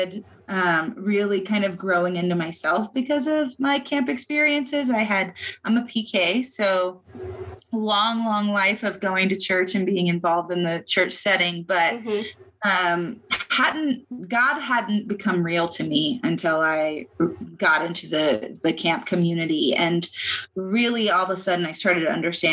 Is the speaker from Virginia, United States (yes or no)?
yes; Virginia, United States; moved away as an adult; now in Arizona, United States; I am originally from Virginia